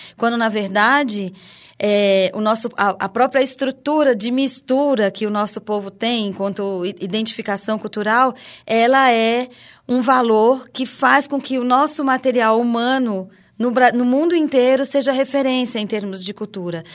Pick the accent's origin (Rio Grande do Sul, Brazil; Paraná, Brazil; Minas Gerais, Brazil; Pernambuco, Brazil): Pernambuco, Brazil; Recife; also born or lived in Campina Grande, Paraíba; na verdade eu sou paraibana, mas eu me criei em Pernambuco, eu só nasci na, em Campina Grande, me criei em Recife